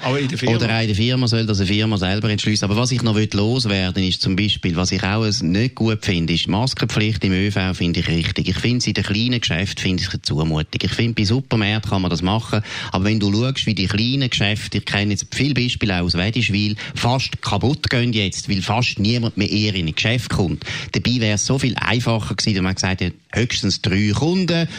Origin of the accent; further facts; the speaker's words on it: Switzerland; bei uns in der Schweiz